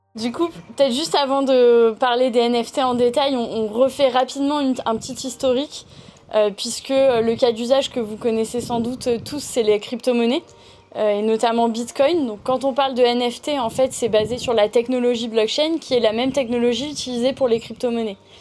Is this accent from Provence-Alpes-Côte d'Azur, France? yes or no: yes; Toulon, Provence-Alpes-Côte d'Azur, France; j'ai eu la chance d'évoluer dans le sud euh, puisque je viens de Toulon